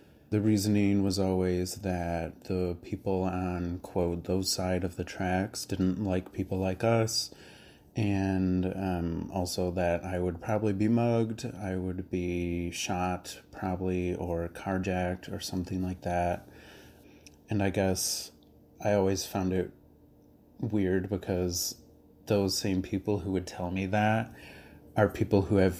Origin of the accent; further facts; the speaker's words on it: Naperville, Illinois, United States; also born or lived in Little Village, Chicago; now in Chicago, United States; I'm 28. I live in Little Village, but I grew up in Naperville.